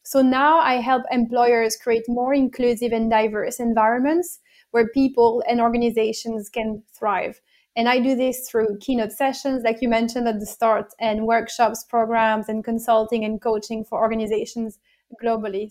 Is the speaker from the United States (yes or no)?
no; France; English is a second language; moved away as an adult; also born or lived in Italy; now in United Kingdom; I was born and bred in France, uh, and then I've lived in Italy for a few years, and then I now live in the United Kingdom.